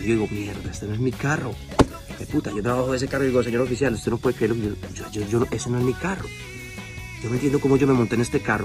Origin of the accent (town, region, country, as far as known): Medellín, Antioquia, Colombia